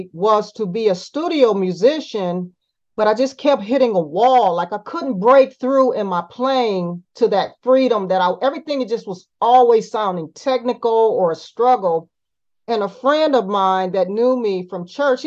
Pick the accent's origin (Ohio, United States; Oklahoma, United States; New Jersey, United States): Ohio, United States; Cleveland; I was born in Cleveland, Ohio